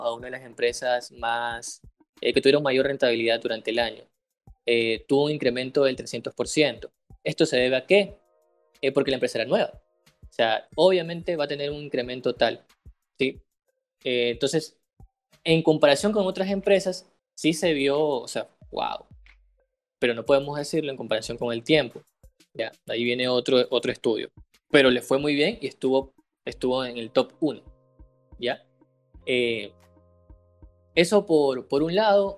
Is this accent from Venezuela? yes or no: no; Ecuador